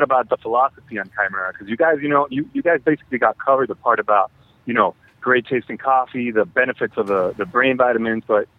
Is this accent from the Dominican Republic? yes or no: yes; Dominican Republic; I'm from the Dominican Republic. That's where I'm at right now.